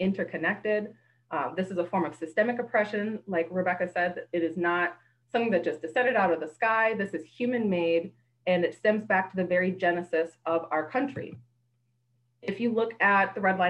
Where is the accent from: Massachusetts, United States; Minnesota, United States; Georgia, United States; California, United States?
Minnesota, United States; Minneapolis; I am born and raised in the Twin Cities